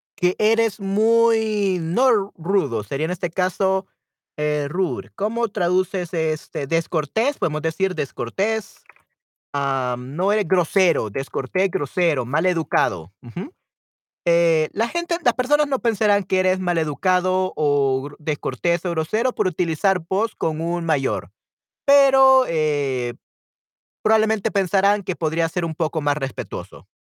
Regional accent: El Salvador; accent: Salvadoran Spanish; mi español, de mi dialecto como salvadoreño

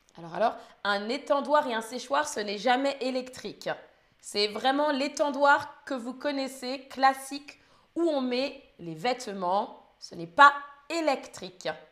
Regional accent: Île-de-France, France; Moi, je viens d'Île-de-France et je dis étendoir

